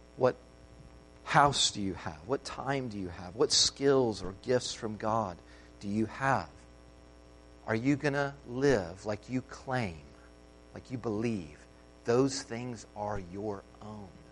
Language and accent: English; United States; an American